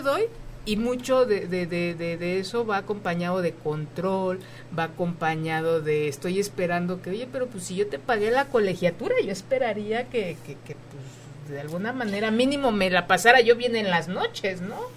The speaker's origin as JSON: {"language": "Spanish", "country": "Mexico", "said": "como mexicanos"}